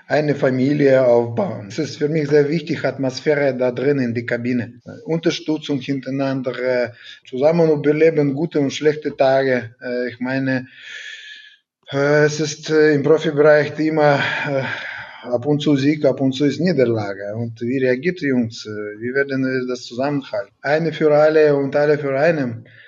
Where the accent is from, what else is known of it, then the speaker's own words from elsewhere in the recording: Siberia, Russia; German is a second language; now in Germany; Ich bin eigentlich aus Sibirien gekommen und.